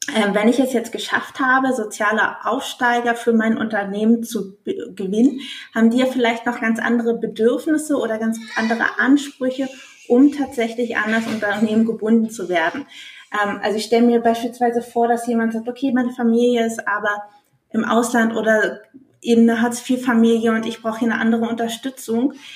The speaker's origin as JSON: {"language": "German", "country": "Germany", "said": "bei uns in Deutschland"}